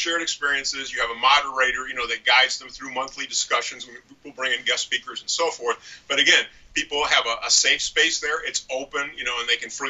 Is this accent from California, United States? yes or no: no; St. Louis, Missouri, United States; I'm from St. Louis, Missouri. We've got a ton of nonprofits in the area